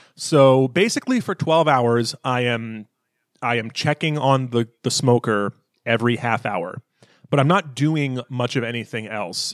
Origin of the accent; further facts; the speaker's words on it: the American South, United States; I grew up in the American South